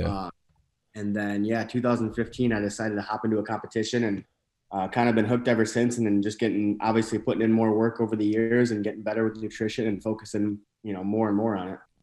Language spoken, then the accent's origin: English; northern Michigan, United States; moved away as an adult; also born or lived in Saint Louis area, Missouri; now in St. Louis, United States; I'm from a pretty small town in northern Michigan